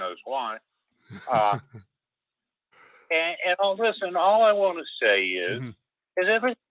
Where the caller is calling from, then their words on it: Alabama, United States; from Alabama.